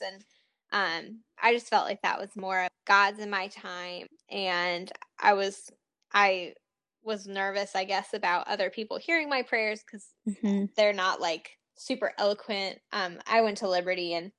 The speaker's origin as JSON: {"language": "English", "region": "the North", "country": "United States", "tie": "born or raised there", "moved": "yes", "lives_now": "Richmond, United States", "said": "I grew up in the North"}